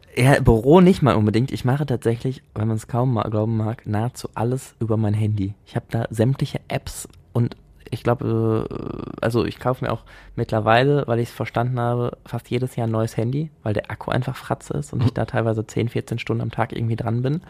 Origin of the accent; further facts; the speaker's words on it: Essen, North Rhine-Westphalia, Germany; also born or lived in Altenessen, Essen / Münsterland; ich bin in Frohnhausen aufgewachsen